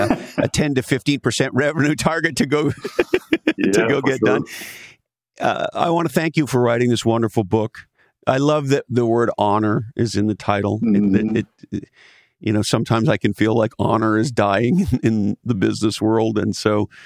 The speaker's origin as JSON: {"language": "English", "town": "Montreal", "region": "Quebec", "country": "Canada", "tie": "born or raised there", "said": "I grew up in Montreal, Canada"}